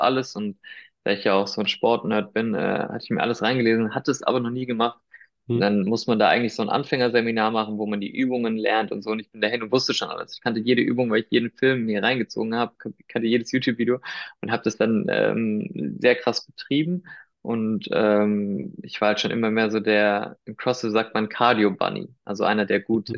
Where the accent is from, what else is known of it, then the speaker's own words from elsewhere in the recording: Weinheim, Baden-Württemberg, Germany; first language Spanish; German is a second language; moved away as an adult; also born or lived in Heidelberg / Spain (ancestry); now in Munich, Germany; ich komm, ich bin in Weinheim geboren, also äh, in der Nähe von Heidelberg